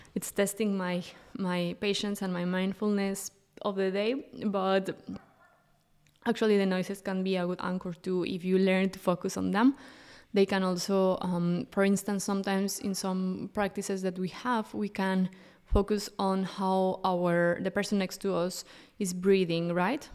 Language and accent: English; Mexico; moved away as an adult; now in Europe; I'm originally from Mexico and I moved to Europe six years ago